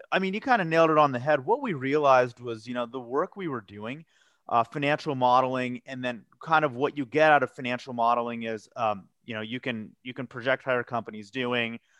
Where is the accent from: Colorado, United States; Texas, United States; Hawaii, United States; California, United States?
Colorado, United States; Colorado Springs; moved away as an adult; also born or lived in Philadelphia / New York; now in Denver, United States; I'm a Colorado native. I was actually born and raised in Colorado Springs. Uh, you know, lived there and grew up there till I was 18.